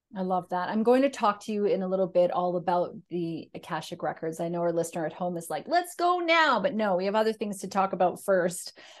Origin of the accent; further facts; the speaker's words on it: Canada; also born or lived in Scotland; I'm Canadian, I lived in Scotland.